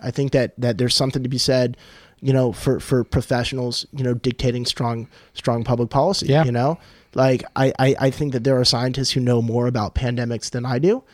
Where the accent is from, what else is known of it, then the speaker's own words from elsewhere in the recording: California, United States; I am a Californian who does not hate my state